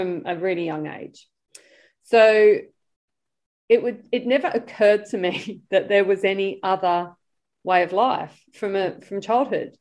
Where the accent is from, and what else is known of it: London, United Kingdom; born or raised there; accent: British; moved away